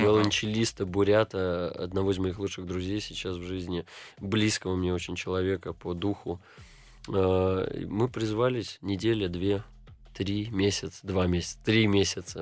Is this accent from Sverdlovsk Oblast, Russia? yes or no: no; Saint Petersburg, Russia; also born or lived in Jerusalem, Israel; Я из Петербурга.